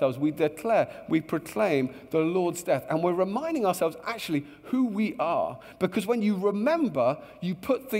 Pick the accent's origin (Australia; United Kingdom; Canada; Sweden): United Kingdom; Luton, East of England; I grew up in a beautiful town just north of London called Luton. And I love my hometown